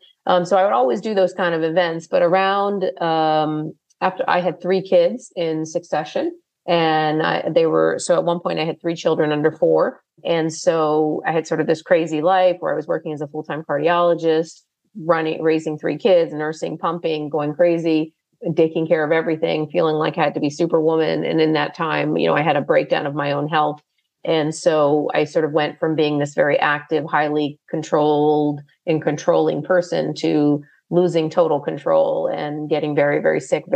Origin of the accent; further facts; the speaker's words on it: United States; growing up and born and raised in America